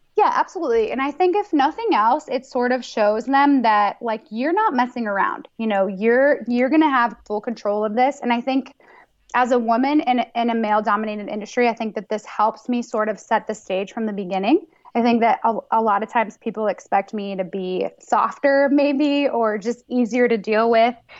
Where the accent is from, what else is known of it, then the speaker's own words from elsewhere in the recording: New York, United States; moved away; I'm from New York